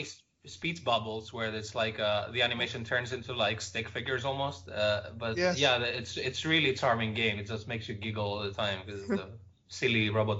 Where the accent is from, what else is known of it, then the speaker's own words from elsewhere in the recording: Greece; English is a second language; now in Netherlands; I'm originally from Greece, but I live in the Netherlands now.